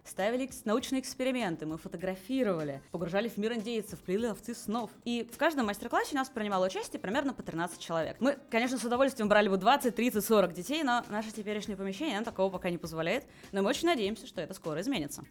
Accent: Moscow, Russia; moved away as an adult; now in Hanover, Germany; Родилась я в Москве, там же училась, там же работала

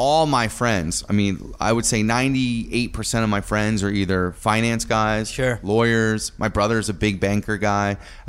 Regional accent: Milford, Connecticut, United States; now in New York City, United States; I'm from Connecticut.

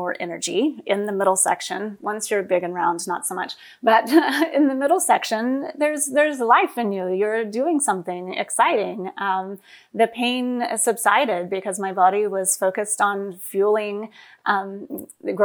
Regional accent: West Texas, United States; We grew up in West Texas, and we would drive 30 miles to the nearest grocery store.

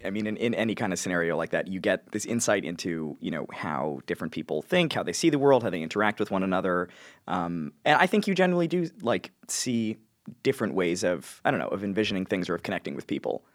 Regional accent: New York, United States; I'm from New York

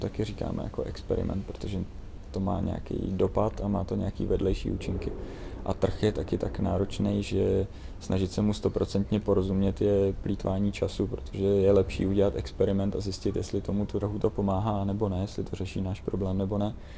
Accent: Czechia; já jsem hrdý na to, že jsem Čech

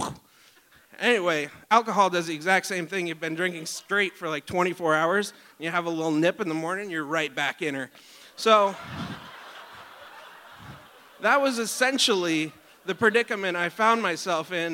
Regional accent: Talkeetna, Alaska, United States; I grew up in Talkeetna

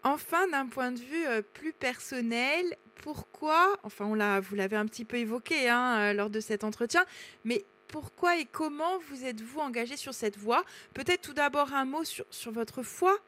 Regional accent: Corsica, France; chez nous en Corse à Aléria

